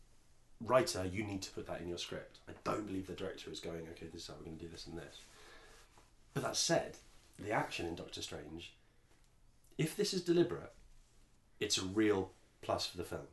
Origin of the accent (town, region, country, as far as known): England, United Kingdom; accent: posh English